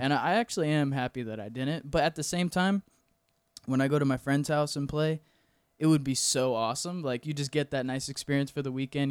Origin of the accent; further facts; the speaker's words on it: Weirsdale, Florida, United States; moved away as an adult; also born or lived in Ocala, Florida; now in Orlando, United States; I'm actually from a small town called Wearsdale, Florida. It's, like, twenty minutes south of Ocala.